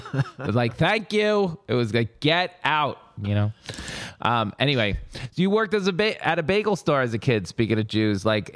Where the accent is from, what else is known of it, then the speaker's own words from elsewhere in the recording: Long Island, New York, United States; accent: Long Island; where are you from? Like, Long Island.